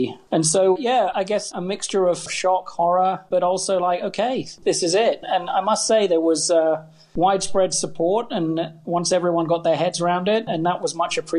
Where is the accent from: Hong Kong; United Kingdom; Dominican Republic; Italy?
Hong Kong; I grew up in Hong Kong. I love this city